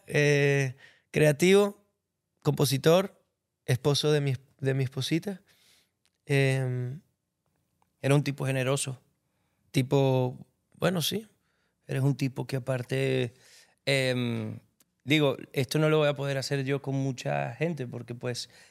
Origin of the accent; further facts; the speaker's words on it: Venezuela; me siento un cantautor venezolano